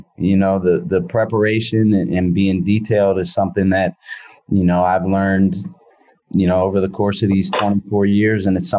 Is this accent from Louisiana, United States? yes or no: no; Philadelphia, Pennsylvania, United States; now in San Francisco, United States; growing up in Philadelphia, I appreciate and love everything about being in a metropolitan area.